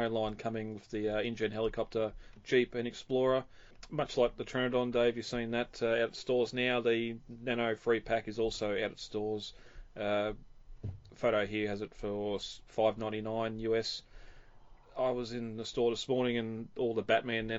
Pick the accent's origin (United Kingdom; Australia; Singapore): Australia; accent: Australian; my Australian accent